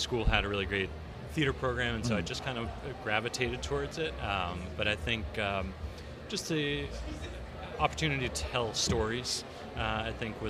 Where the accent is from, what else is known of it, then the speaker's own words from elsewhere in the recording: Brookline, Massachusetts, United States; moved away as an adult; also born or lived in Poughkeepsie, New York; now in Los Angeles, United States; I grew up in just outside of Boston, Brookline. And then went to school in New York, went to Vassar, and then moved to Brooklyn to pursue acting and follow the dream.